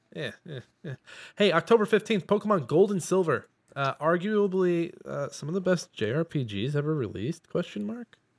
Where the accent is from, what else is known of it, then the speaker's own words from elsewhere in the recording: Midwest, United States; I'm from the Midwest